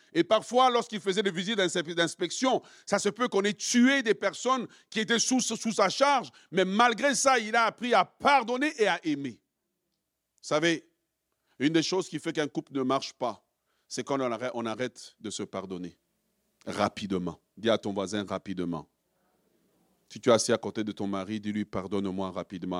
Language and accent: French; DR Congo; nous, en tant que Congolais